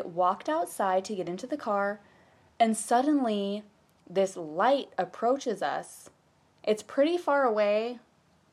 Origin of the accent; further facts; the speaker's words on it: about 20 minutes outside of Portland, Oregon, United States; we are from Oregon, about 20 minutes outside of Portland.